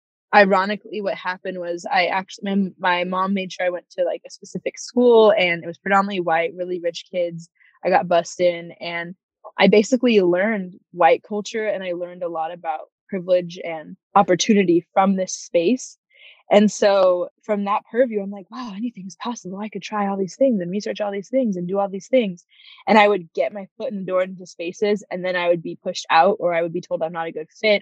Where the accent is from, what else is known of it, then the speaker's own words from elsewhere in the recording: Fresno, California, United States; also born or lived in Santa Cruz, California; We moved to Fresno